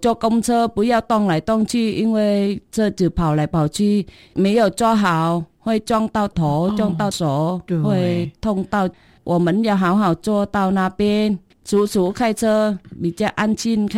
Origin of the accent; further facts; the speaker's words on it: Vietnam; Chinese is a second language; moved away as an adult; also born or lived in Taiwan; now in Dawu, Taitung, Taiwan; 我是越南人，我嫁来台湾十九年。